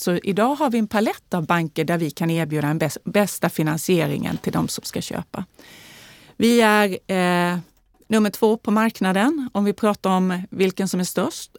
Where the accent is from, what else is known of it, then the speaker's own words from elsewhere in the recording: Värnamo, Jönköping County, Sweden; accent: Småland dialect; now in Stockholm, Sweden; Jag är ju född och uppvuxen i Småland, i Värnamo